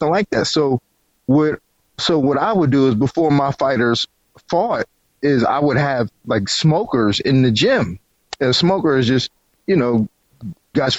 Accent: South Florida, United States; I'm from South Florida

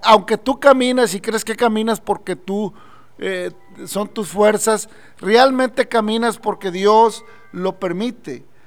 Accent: Mexico; nosotros como mexicanos, aún en eh, acá en México

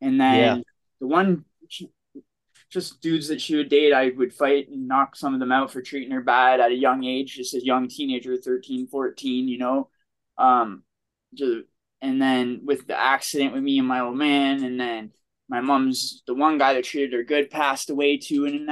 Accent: Toronto, Ontario, Canada; growing up in Toronto

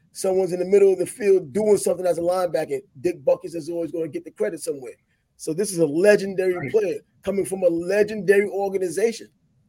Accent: New York, United States; as a New Yorker

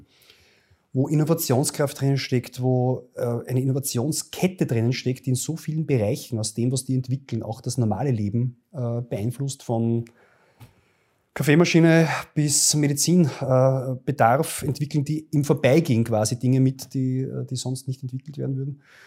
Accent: Linz, Upper Austria, Austria; in meinem Heimatbundesland Oberösterreich

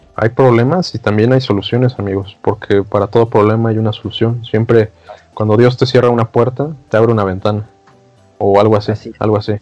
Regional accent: Mexico

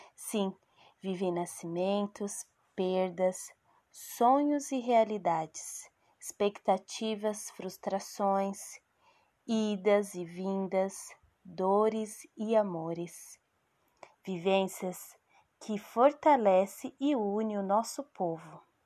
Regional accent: São Paulo, Brazil; also born or lived in Northeast Brazil; sou nordestina. Mas desde a infância, entre idas e vindas, o Grajaú sempre foi a minha morada

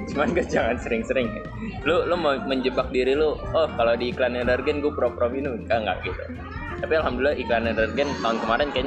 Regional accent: Malang, East Java, Indonesia; dulu kan di daerah gue ada pohon pinus banyak ya nah. di daerah Subang Malang itu.

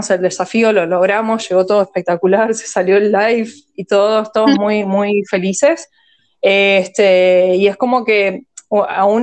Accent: Argentina; born there; first language en; Spanish is a second language; also born or lived in Australia; soy taiwanesa, eh, coreana, ah. nacida en Argentina, pero viví en el exterior en Australia, o sea que, o sea, para mí mi, ah. lengua materna es como el inglés.

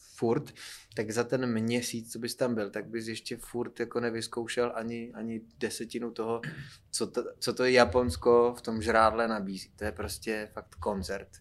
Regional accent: Frýdek-Místek, Moravian-Silesian Region, Czechia; now in Prague, Czechia; když jsem z Frýdku místku poprvé se dostal do Prahy sem

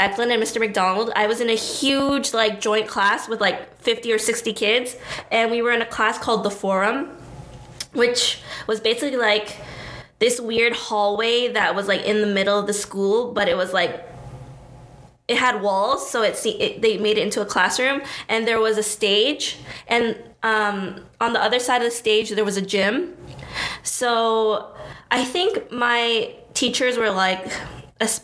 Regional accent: Brampton, Ontario, Canada; also born or lived in Toronto; I guess I'll consider Brampton where I grew up, because I moved here in grade three

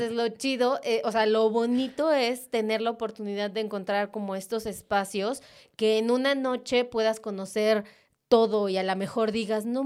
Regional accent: Mexico; soy mexicano.

